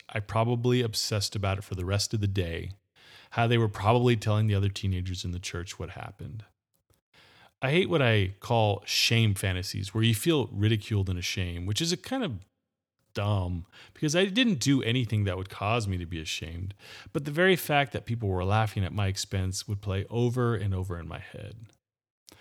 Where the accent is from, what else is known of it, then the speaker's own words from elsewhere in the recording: Gilroy, California, United States; my hometown of Gilroy, California